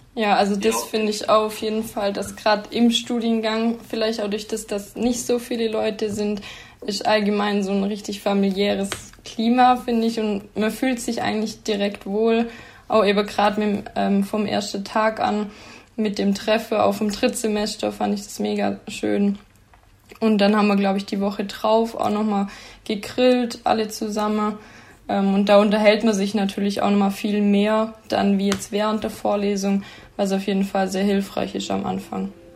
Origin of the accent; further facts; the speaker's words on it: near Sigmaringen, Danube valley, Baden-Württemberg, Germany; moved away as an adult; now in Aalen, Germany; ich komme ähm, aus der Nähe von Sigmaringen ähm, im Donautal